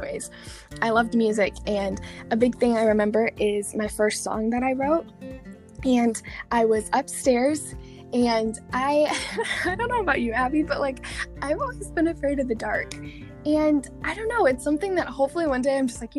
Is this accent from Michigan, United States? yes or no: yes; Michigan, United States; I've been born and raised in Michigan